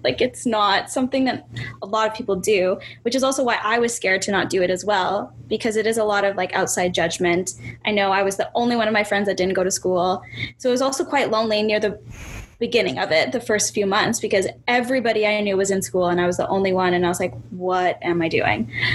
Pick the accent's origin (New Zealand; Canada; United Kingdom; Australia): Canada; Winnipeg, Manitoba; I was born and raised in Winnipeg, Manitoba.